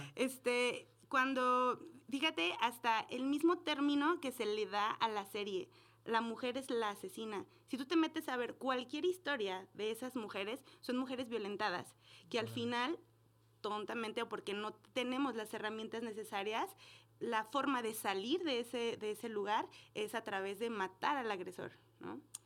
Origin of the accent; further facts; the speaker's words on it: Aguascalientes, Mexico; Aguascalientes es, yo soy de aquí